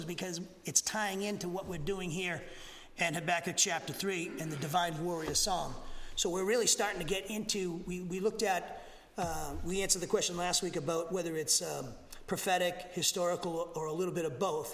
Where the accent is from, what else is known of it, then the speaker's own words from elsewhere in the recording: Massachusetts, United States; moved away as an adult; also born or lived in Alabama; now in Huntsville, United States; I'm from Massachusetts, okay? I'm a Yankee, and I'm your pastor here down in Alabama